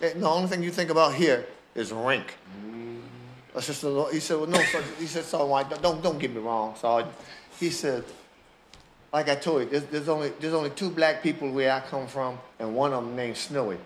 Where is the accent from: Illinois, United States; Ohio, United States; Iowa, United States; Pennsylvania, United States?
Pennsylvania, United States; Philadelphia; Born in Philadelphia, in the house